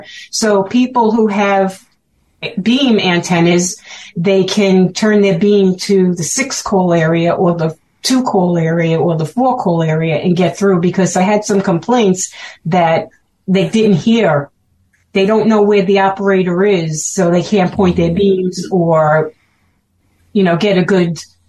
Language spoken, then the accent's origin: English; Brooklyn, New York, United States; accent: Brooklyn; You could tell I'm from Brooklyn from my accent.